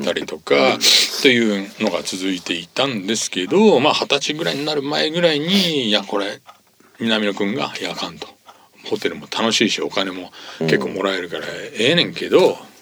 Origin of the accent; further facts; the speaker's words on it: Kyushu, Japan; moved away as an adult; now in Tokyo, Japan; もともとは僕は九州なんですけど、うん、大学でこっちに来て